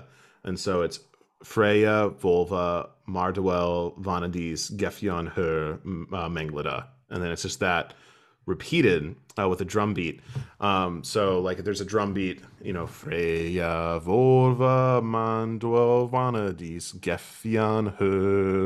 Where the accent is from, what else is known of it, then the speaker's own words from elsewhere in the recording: Midwestern United States, United States; moved away as an adult; now in Europe; where I grew up in the Midwestern United States, flat cornfields